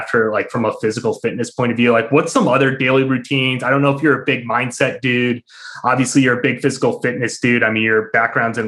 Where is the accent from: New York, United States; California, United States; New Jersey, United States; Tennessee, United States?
New York, United States; Albany; I'm from Albany